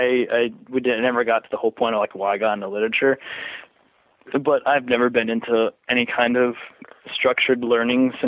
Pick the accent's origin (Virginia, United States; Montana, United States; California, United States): Virginia, United States; Springfield; moved away; also born or lived in Florida / Fairfax, Virginia; I grew up in Springfield, Virginia, and then I moved to Florida, and then I moved up recently, like in 2012, back here